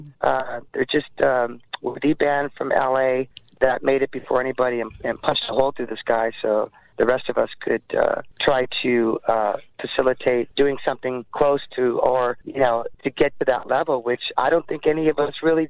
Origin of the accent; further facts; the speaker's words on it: Montebello, California, United States; I grew up in Montebello